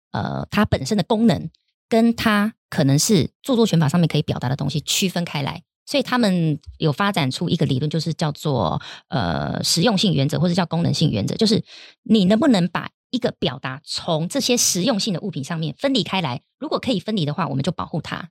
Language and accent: Chinese; Taiwan; 我们台湾人